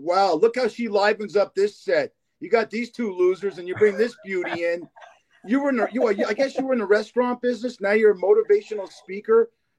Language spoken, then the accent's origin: English; Los Angeles, California, United States; now in Las Vegas, United States; I'm from Los Angeles, Kelly.